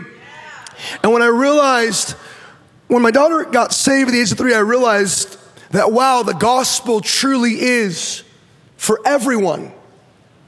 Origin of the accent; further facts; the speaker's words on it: Orange County, California, United States; I was born in Orange County